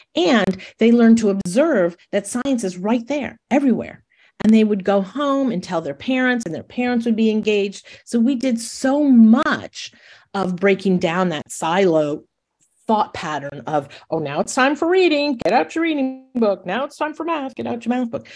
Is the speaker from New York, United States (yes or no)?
yes; Monroe, New York, United States; I grew up in Monroe, New York, which is an hour north of New York City